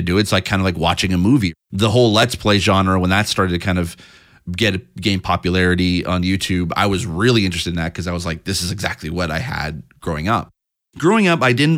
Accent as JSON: {"language": "English", "town": "St. Catharines", "region": "Ontario", "country": "Canada", "tie": "born or raised there", "moved": "yes", "lives_now": "Toronto, Canada", "said": "I grew up in the Niagara area of Ontario, basically in a town called St. Catharines."}